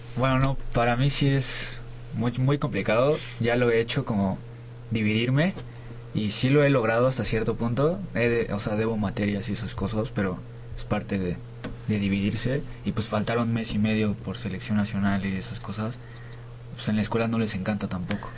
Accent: Nayarit, Mexico; now in Mexico City, Mexico; no soy de aquí, yo soy de Nayarit.

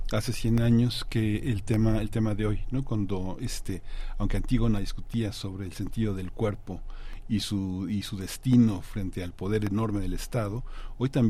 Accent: Colombia; ahora que tú comentas soy colombiano hay una hay una idea de la muerte que ha atravesado el continente

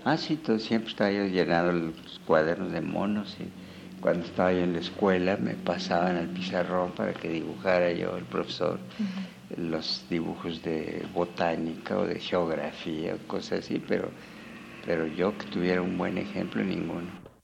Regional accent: Mexico City, Mexico; also born or lived in Pátzcuaro, Michoacán; now in Morelia, Mexico; nací en Páscuaro, pero mis padres se vinieron a México por la revolución, entonces los primeros años fueron en Tacubaya

